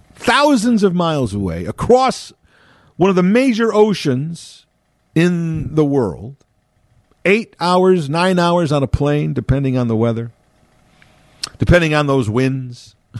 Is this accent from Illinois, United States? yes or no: yes; Chicago, Illinois, United States; born and raised in Chicago